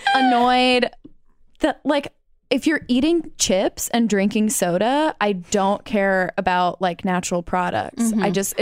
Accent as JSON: {"language": "English", "region": "Midwest", "country": "United States", "tie": "born or raised there", "said": "growing up in the Midwest."}